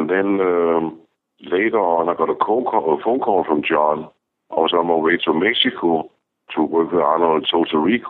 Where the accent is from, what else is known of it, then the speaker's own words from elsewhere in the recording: Denmark; moved away; I'm from Denmark.